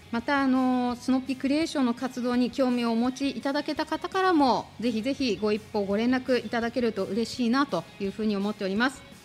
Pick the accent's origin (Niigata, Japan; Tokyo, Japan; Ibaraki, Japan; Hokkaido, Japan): Tokyo, Japan; moved away as an adult; now in Shizuoka, Japan; 実は私東京出身なんですけど、あの親の仕事の絡みもあって、静岡に来て